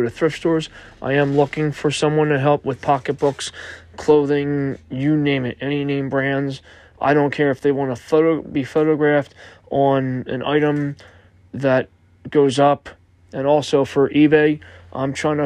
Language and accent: English; Philadelphia, Pennsylvania, United States; I'm from Philadelphia, PA